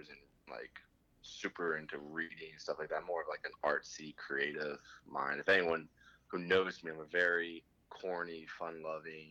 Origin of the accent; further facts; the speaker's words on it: State College, Pennsylvania, United States; I'm from State College. I went to school 3 miles away from my house